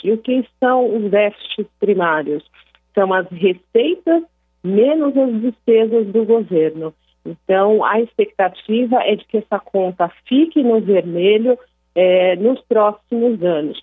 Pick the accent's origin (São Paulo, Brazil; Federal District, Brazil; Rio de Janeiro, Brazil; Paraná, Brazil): São Paulo, Brazil; also born or lived in Brasília; eu sou de São Paulo